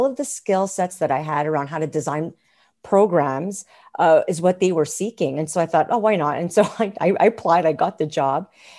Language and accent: English; Montreal, Quebec, Canada; moved away as an adult; now in Alberta, Canada; I'm not originally from Alberta. I'm from a province called Quebec in a town called Montreal. And I moved here about 16 years ago to Alberta.